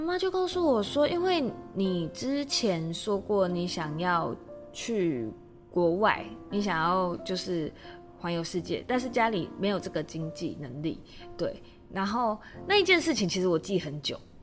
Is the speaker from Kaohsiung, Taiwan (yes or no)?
yes; Kaohsiung, Taiwan; now in Taipei, Taiwan; 因为我，我是高雄人，然后我可能来台北之后